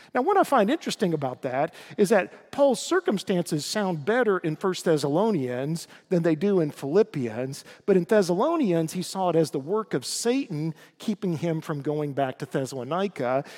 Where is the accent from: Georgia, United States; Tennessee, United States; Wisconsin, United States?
Tennessee, United States; East; I grew up in East Tennessee, God's country